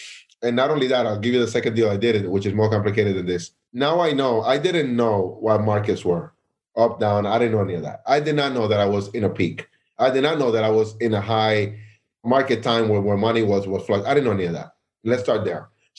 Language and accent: English; New York City, New York, United States; Again, I'm from Williamsburg. That's where I'm from.